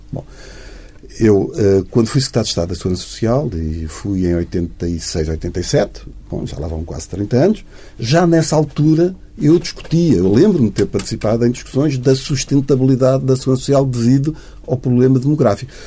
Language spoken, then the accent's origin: Portuguese; Portugal; somos todos nós, que somos portugueses